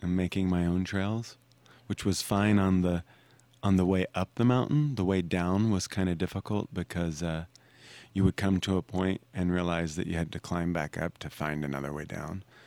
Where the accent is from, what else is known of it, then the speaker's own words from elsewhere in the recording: Arkansas, United States; growing up in Arkansas, we put on plays, and I went to public high school.